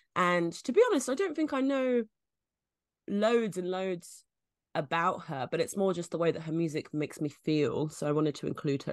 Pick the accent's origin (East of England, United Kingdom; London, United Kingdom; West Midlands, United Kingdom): London, United Kingdom; I'm from London